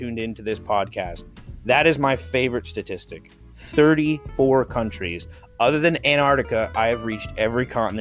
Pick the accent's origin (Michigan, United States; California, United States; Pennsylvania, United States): Pennsylvania, United States; South Central; also born or lived in Pittsburgh; I come from Pennsylvania. It's South Central Pennsylvania.